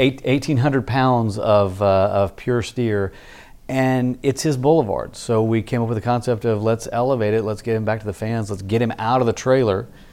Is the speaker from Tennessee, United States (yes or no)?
yes; Memphis, Tennessee, United States; moved away as an adult; also born or lived in Starkville, Mississippi / Dallas, Texas / College Station, Texas / Fort Worth, Texas; now in Austin, United States; I grew up in Memphis.